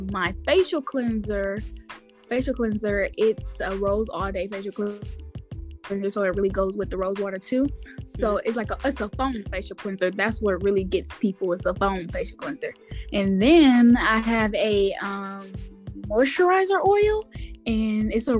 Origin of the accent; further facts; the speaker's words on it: Houston, Texas, United States; now in Dallas, United States; I am from Houston, Texas. Texas. Now I live in Dallas